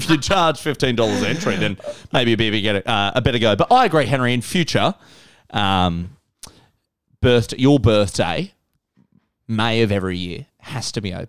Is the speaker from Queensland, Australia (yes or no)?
yes; Brisbane, Queensland, Australia; because I grew up in Wilston.